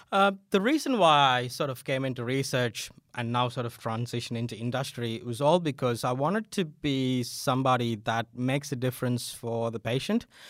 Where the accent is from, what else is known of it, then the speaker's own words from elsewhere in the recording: India; moved away as an adult; also born or lived in Adelaide, Australia; now in Australia; I'm originally from India